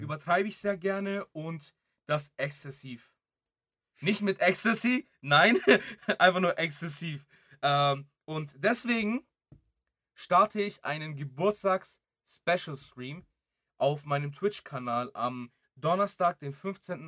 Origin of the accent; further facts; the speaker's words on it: Greece; moved away; ich bin ja auch in Griechenland geboren.